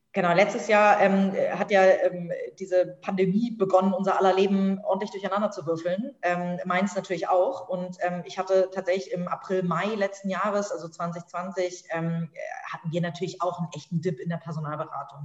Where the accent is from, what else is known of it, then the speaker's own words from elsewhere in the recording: Hamburg, Germany; bin tatsächlich in Hamburg aufgewachsen, habe hier studiert, bin zur Schule gegangen